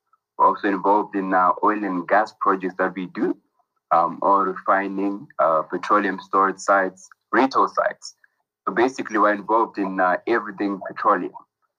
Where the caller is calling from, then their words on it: Zimbabwe; I'm tuning in from Zimbabwe in Africa.